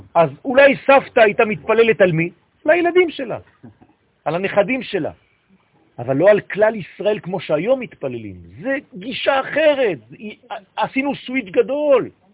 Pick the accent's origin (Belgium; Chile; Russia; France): France; now in Israel; אני גדלתי בצרפת